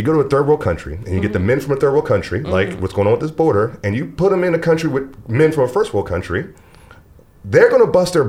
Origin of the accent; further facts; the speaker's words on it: United States; I was born and raised in America.